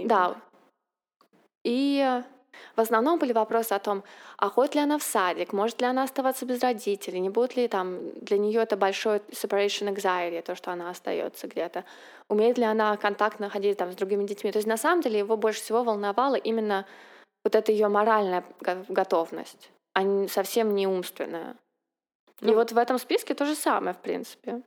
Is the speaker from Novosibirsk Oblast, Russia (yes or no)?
no; Saint Petersburg, Russia; moved away as an adult; now in United States; мы, как питерская интеллигенция, приехали с чемоданом книг в Америку